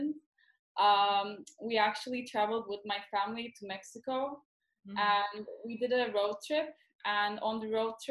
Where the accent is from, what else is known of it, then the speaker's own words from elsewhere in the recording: Istanbul, Turkey; also born or lived in New York, United States / London, United Kingdom; I was born in New York and I lived all my life mostly in Istanbul.